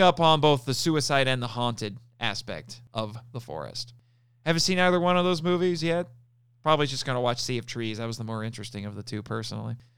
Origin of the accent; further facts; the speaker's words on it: United States; my home country the, of America.